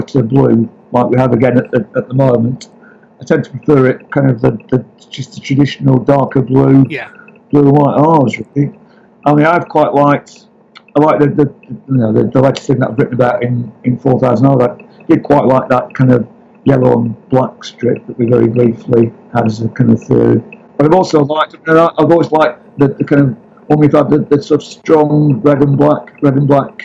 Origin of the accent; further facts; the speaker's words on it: Blackburn, North West England, United Kingdom; also born or lived in Liverpool; born in Liverpool, then brought to Blackburn by my parents